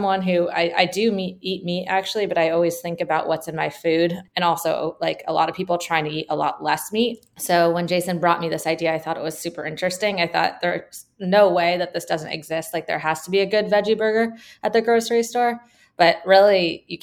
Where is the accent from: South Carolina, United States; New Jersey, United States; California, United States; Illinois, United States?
California, United States; also born or lived in Michigan; I'm from California